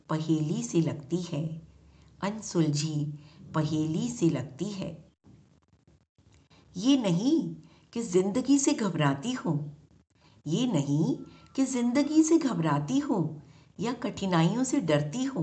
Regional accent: Delhi, India; दिल्ली से हूँ

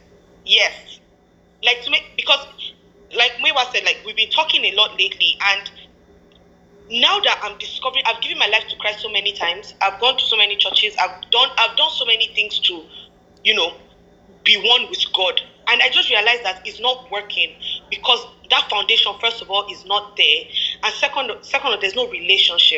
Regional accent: Nigeria; growing up in Nigeria and growing up in Africa

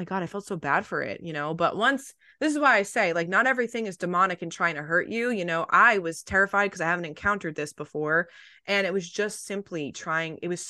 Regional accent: East Coast, United States; But it's because I grew up on the East Coast, so whatever.

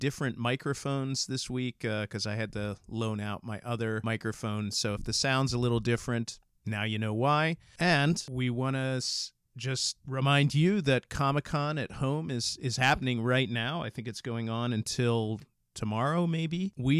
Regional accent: New Jersey, United States; accent: New Jersey; I'm going to go back to my New Jersey accent.

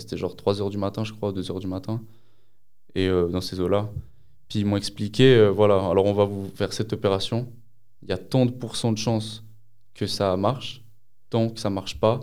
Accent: Lausanne, Vaud, Switzerland; j'ai 20 ans, je viens de Lausanne

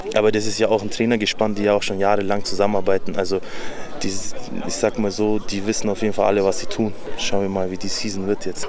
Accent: Augsburg, Bavaria, Germany; Ich komme aus Augsburg

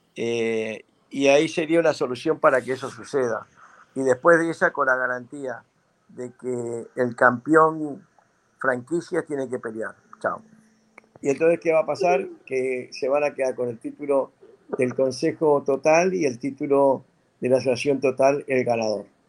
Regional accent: Uruguay; now in United States; en mi país, en Uruguay

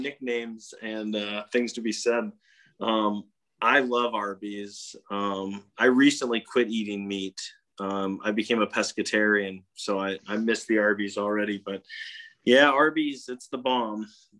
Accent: Alaska, United States; I grew up in Alaska

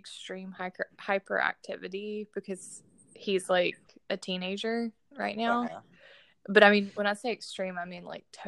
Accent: Ringgold, Georgia, United States; moved away; I grew up in a place called Ringgold, Georgia, which is North Georgia

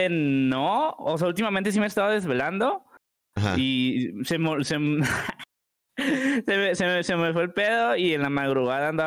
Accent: Puebla, Mexico; Soy de la ciudad de Puebla, tengo 22

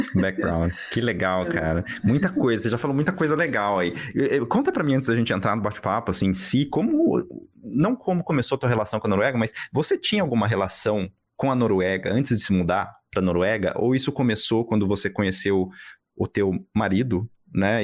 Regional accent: São Paulo, Brazil; now in Berlin, Germany; eu sou de São Paulo. Assim, eu, não, eu não é. nasci em São Paulo, mas eu sou de São Paulo também.

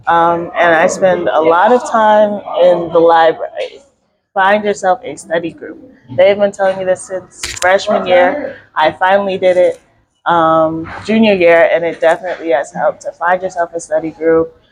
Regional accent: Philadelphia, Pennsylvania, United States; moved away as an adult; now in Greensboro, United States; I'm from Philly, so I went to Central

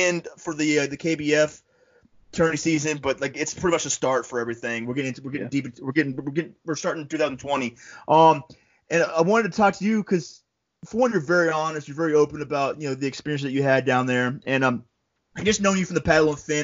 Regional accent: Florida, United States; also born or lived in upstate New York; now in New York, United States; I'm from Florida. When I first came up to upstate New York

